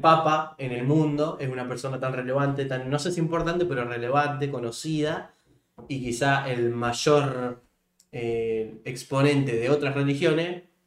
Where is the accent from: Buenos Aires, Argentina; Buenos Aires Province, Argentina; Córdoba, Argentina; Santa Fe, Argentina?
Santa Fe, Argentina; qué suerte de haber nacido en Argentina